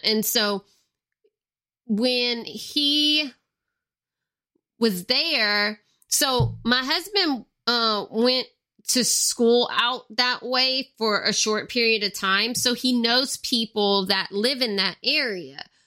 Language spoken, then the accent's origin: English; Louisiana, United States; most of the people here are Cajun or Creole, or sometimes both. Like, with me, I'm both. I'm Cajun and Creole because I have both in my family